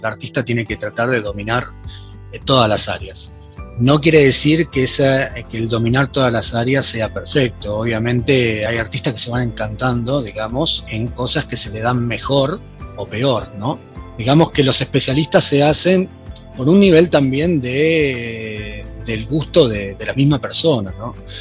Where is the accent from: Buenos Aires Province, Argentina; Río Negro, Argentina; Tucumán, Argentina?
Buenos Aires Province, Argentina; Mar del Plata; yo soy de Mar del Plata